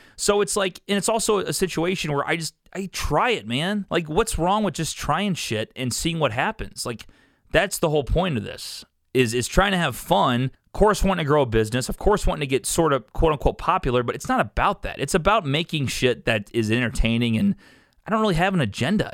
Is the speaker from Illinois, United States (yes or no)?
yes; Columbia, Illinois, United States; also born or lived in St. Louis, Missouri; I'm from here. I'm from Columbia, Illinois. I'm fifteen minutes from downtown